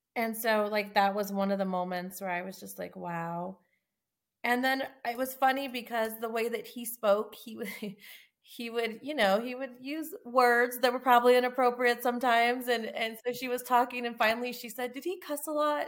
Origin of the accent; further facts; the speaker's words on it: Tucson, Arizona, United States; I'm from Tucson, Arizona